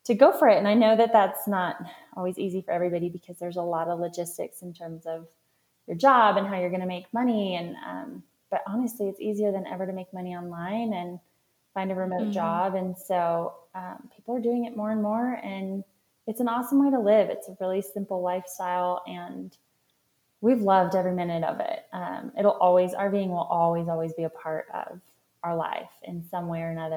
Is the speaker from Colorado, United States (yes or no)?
yes; Colorado Springs, Colorado, United States; also born or lived in Denver, Colorado / Raleigh, North Carolina; I'm calling in from Colorado Springs, Colorado, which is my hometown